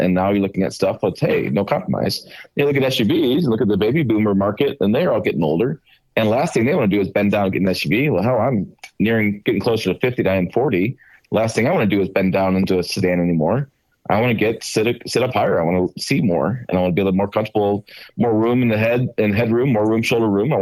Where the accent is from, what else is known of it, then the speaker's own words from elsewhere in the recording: Michigan, United States; I grew up kind of in Michigan